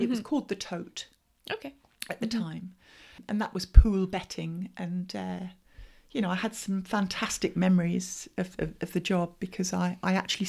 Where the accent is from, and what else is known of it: Brighton, South East England, United Kingdom